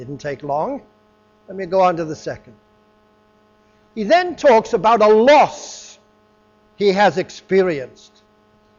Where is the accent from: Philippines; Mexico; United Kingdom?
United Kingdom; England; moved away; I was raised in England, and I used to meet people when I was back in England for 10 years or so, some years back